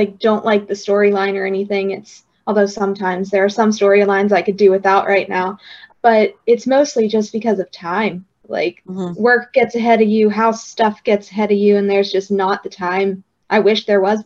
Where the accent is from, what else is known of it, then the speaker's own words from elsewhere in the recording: West Virginia, United States; now in Pittsburgh, United States; I live in Pittsburgh now. I'm from West Virginia